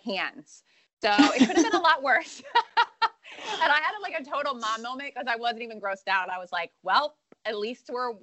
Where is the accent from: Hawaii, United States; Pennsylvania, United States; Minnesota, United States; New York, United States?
Pennsylvania, United States; Western; born or raised there; moved away